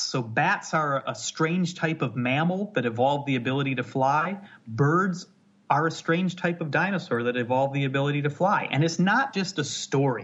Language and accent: English; near Chicago, Illinois, United States; moved away as an adult; now in Scotland, United Kingdom; I'm in Scotland now, but I grew up in the Midwest. I grew up near Chicago, but out uh, in the countryside